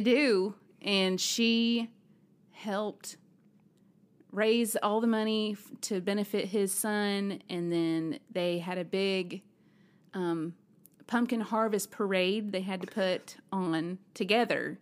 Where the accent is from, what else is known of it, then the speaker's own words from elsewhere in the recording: Alabama, United States; also born or lived in Nashville, Tennessee; now in Tennessee, United States; growing up in Alabama